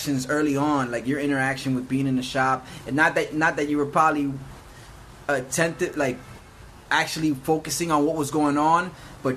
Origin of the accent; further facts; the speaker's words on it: New York City, New York, United States; moved away; growing up, like the early stages of my life, growing up in New York City